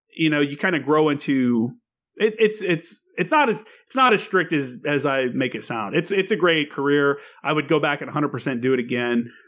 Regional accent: Tennessee, United States; also born or lived in Indiana; I'm from Indiana and Tennessee is where I grew up

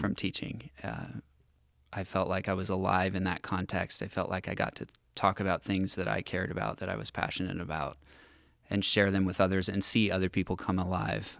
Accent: Villa Park, California, United States; also born or lived in Santa Barbara; I grew up in North County, Orange County

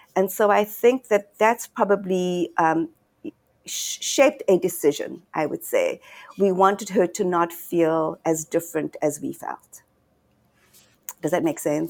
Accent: Johannesburg, Gauteng, South Africa; I was born and raised in Johannesburg

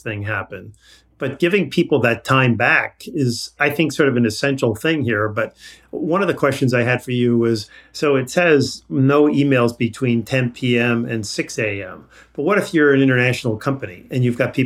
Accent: Long Island, New York, United States; moved away; When I was growing up, I grew up in Long Island and my dad worked in New York City.

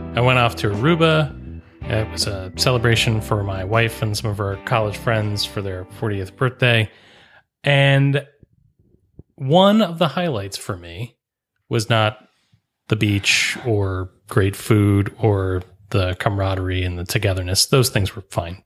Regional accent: Bel Air, Maryland, United States; I'm from Bel Air

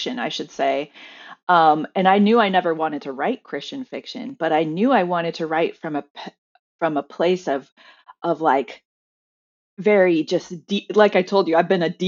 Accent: Seattle, Washington, United States; moved away as an adult; also born or lived in China; I'm also from Seattle

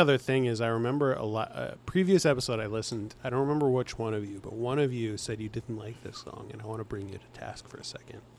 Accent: Bay Area, California, United States; I'm from the Bay Area

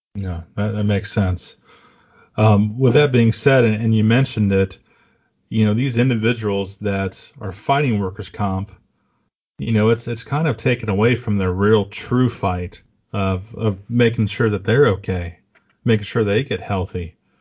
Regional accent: Ohio, United States; I got to bring you to my hometown and uh, hang out in Ohio for a few days

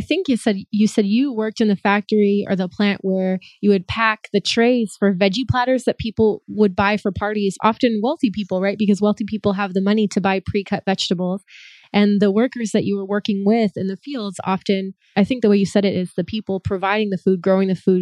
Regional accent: Santa Maria, California, United States; I'm from Santa Maria

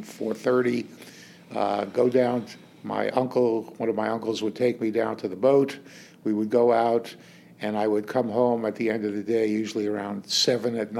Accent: New York City, New York, United States; moved away as an adult; now in Sun City Shadow Hills, United States; I started my life in the Bronx in New York City. I grew up there with my my family

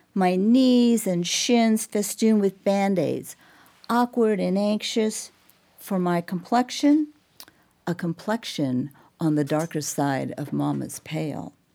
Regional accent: Olympia, Washington, United States; born or raised there; also born or lived in Texas

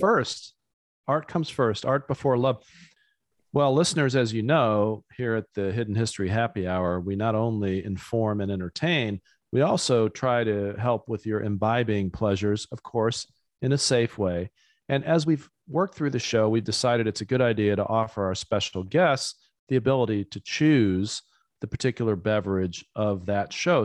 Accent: United States; as an American

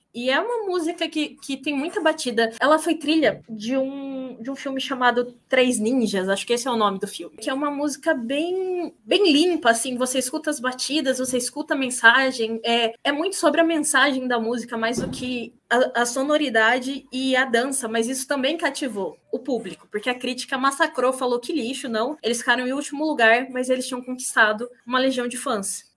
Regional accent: Mato Grosso do Sul, Brazil; moved away; also born or lived in Rio de Janeiro / São Paulo; sou de Mato Grosso do Sul

